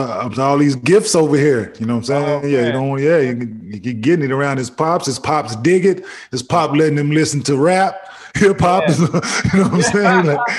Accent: Dallas, Texas, United States; moved away as an adult; I'm from Dallas, of course.

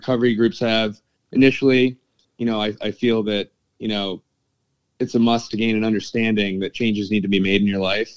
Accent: Pittsford, New York, United States; I grew up in a suburb, Pittsford, New York

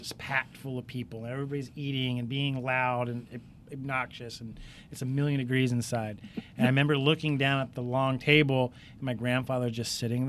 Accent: Outer Banks, North Carolina, United States; moved away as an adult; also born or lived in Brooklyn, New York / Boston; So I was born in Brooklyn, New York. I lived there for probably until 10-ish. And then we moved to North Carolina, the Outer Banks of North Carolina. So I would say my formative years, if you will, there. Went to school there, went to college in North Carolina

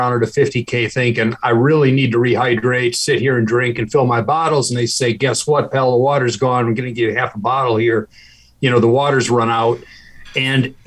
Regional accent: Greensboro, North Carolina, United States; I grew up around Eric Clifton in Greensboro.

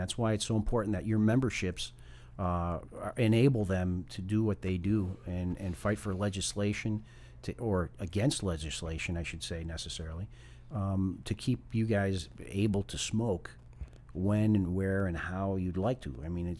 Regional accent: Chicago, Illinois, United States; now in Florida, United States; I'm from Chicago.

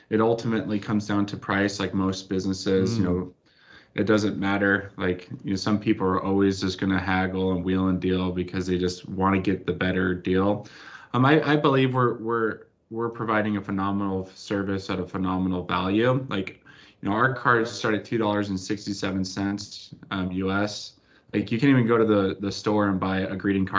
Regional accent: California, United States; also born or lived in Arizona; I grew up like in California

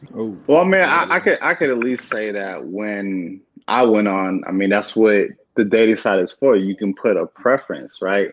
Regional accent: San Diego, California, United States; moved away; also born or lived in Virginia; I grew up in San Diego

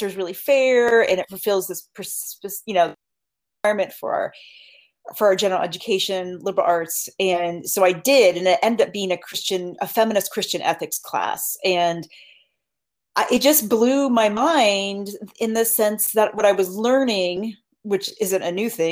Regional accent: Upper Arlington, Ohio, United States; I grew up right outside Columbus, Ohio, in a suburb called Upper Arlington

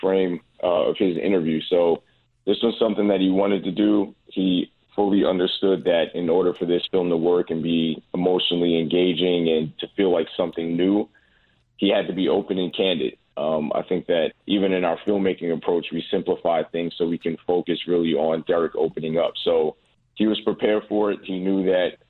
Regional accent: New York City, New York, United States; I'm from New York. I'm from the Bronx.

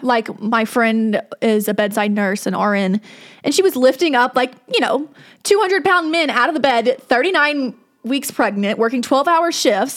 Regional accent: the South, United States; growing up in the South

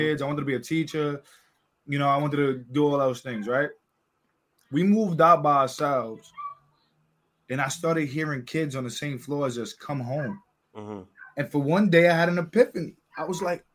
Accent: New York, United States; we grew up in Brooklyn

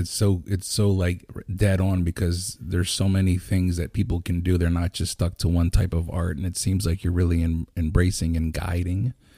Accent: Lancaster, Pennsylvania, United States; Lancaster, I, I'm born and raised

